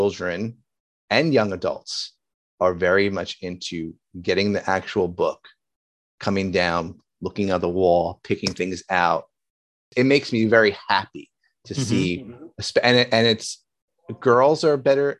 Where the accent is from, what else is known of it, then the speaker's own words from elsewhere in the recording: Union, New Jersey, United States; growing up in Union, we used to have the Union Center was it